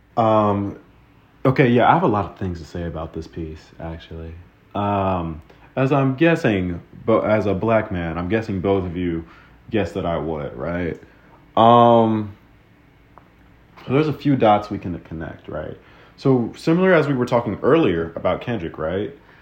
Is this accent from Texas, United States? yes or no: yes; Texas, United States; growing up in Texas.